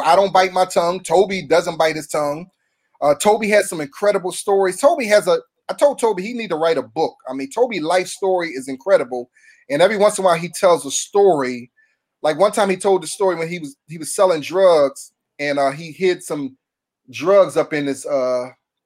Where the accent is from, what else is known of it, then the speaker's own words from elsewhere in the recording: Philadelphia, Pennsylvania, United States; moved away as an adult; now in Los Angeles, United States; I'm from Philly. I'm from North Philly.